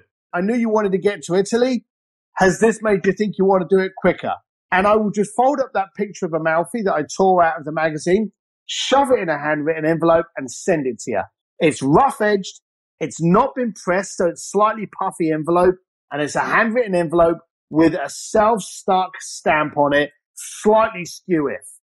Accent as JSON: {"language": "English", "country": "Ireland", "tie": "born or raised there", "said": "I grew up as an Irish lad"}